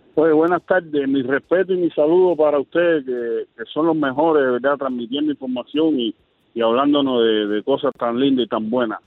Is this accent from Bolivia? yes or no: no; Cuba; Soy cubano